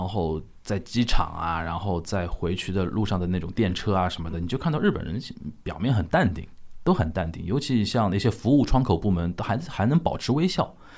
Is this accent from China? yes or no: yes; China; moved away as an adult; also born or lived in Japan / Shanghai; 作为一个中国人啊